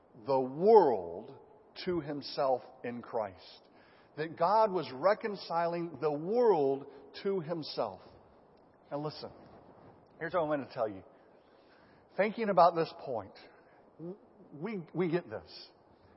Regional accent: United States; I'm an American

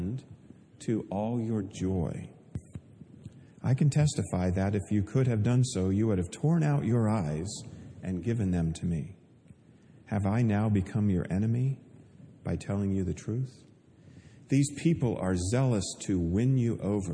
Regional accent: Pennsylvania, United States; also born or lived in Oregon; I was born in Oregon, grew up in Pennsylvania

